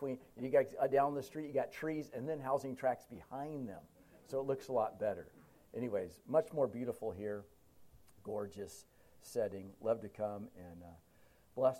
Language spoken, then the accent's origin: English; Huntington Beach, California, United States; moved away; I grew up in Huntington Beach in Orange County, Southern California